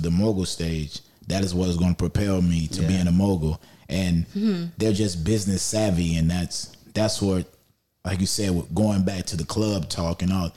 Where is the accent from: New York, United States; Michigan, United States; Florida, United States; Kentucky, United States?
Florida, United States; they don't think I'm from Florida until they hear Florida love